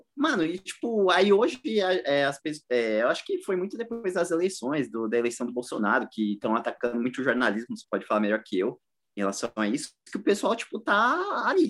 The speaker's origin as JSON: {"language": "Portuguese", "region": "São Paulo", "country": "Brazil", "said": "Eu sou da Zona Leste, mano. Todos meus amigos, maioria, a maioria é corintiano"}